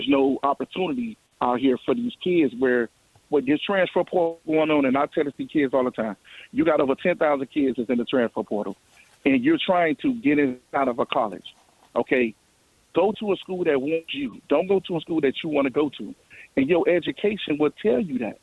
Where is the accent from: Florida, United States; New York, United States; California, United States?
Florida, United States; Miami; I grew up in Miami